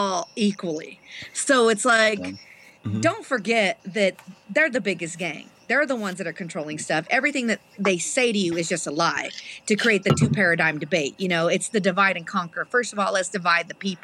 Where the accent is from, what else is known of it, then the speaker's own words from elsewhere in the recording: Trinidad, Colorado, United States; I was raised in Trinidad, Colorado